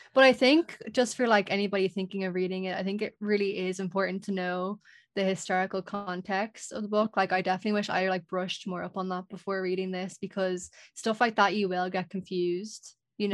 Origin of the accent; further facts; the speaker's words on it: Ireland; I know in Irish folklore we definitely have like very strong like folklore